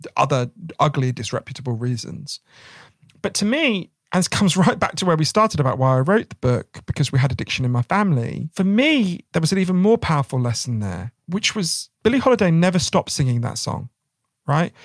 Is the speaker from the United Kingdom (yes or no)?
yes; United Kingdom; us as British people